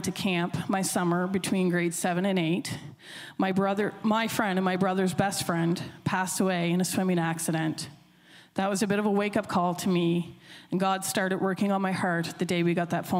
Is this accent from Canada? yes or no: yes; Millbrook, New Brunswick, Canada; I grew up in Millbrook, which is just outside of Sussex Corner on your way to Pulley Mountain